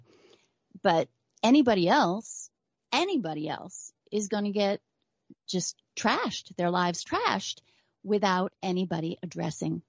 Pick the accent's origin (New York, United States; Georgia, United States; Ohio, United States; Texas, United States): New York, United States; I'm a New Yorker going way back